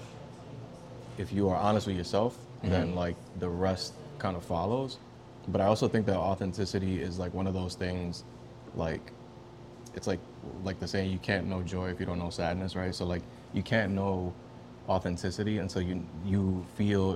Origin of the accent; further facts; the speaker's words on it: New York City, New York, United States; accent: Bronx accent; I'm born and raised in the Bronx